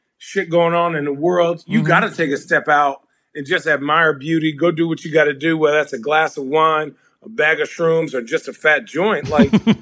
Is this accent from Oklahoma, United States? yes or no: no; Phoenix, Arizona, United States; moved away as an adult; also born or lived in New York City, New York; now in Portland, United States; I grew up in Arizona. I'm originally from New York